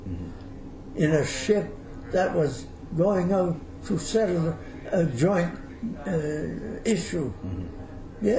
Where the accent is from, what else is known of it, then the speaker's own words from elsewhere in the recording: Moncton, New Brunswick, Canada; I was born in Moncton, New Brunswick